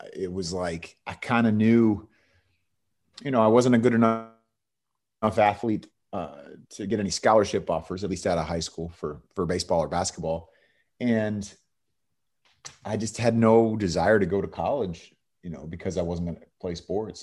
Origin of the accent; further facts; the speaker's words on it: Bay Area, California, United States; moved away as an adult; also born or lived in San Diego / Los Angeles / Texas; from the Bay Area in California, grew up there